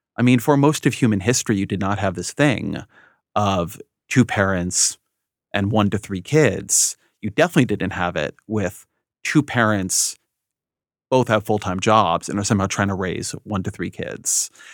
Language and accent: English; California, United States; moved away as an adult; also born or lived in Washington, D.C. / Bay Area; I grew up in California, and then I lived in D C for a long time, and then came back to the, the Bay Area for, for four or five years